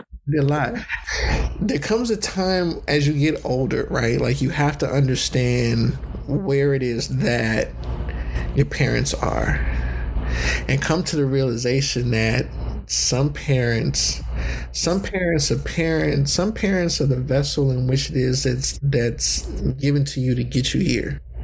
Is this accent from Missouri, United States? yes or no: no; California, United States; also born or lived in Southern United States